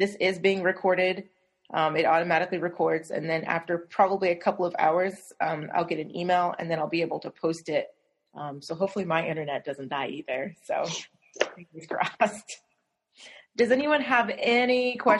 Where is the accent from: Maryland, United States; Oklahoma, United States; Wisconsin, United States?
Oklahoma, United States; Del City; I'm from Oklahoma, and I'm actually from Del City, which is where I am right now, although I live near campus